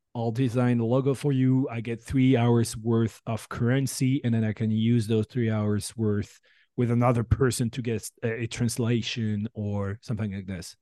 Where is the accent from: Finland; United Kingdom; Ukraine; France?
France; English is a second language; moved away as an adult; also born or lived in San Francisco Bay Area, United States; now in San Francisco, United States; I'm from France originally, and I moved here a year ago